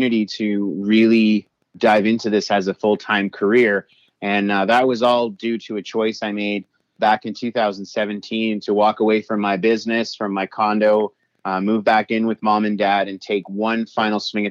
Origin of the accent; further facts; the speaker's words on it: Toronto, Ontario, Canada; I was born and raised in Toronto, Ontario